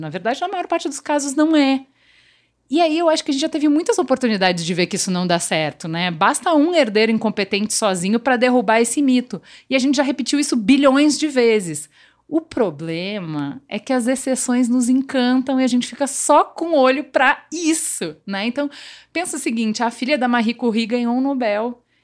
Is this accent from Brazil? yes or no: yes; Rio Grande do Sul, Brazil; accent: gaúcho; now in São Paulo, Brazil; eu cheguei em São Paulo, porque evidentemente o jeito gaúcho de falar não é que só tem um sotaque diferente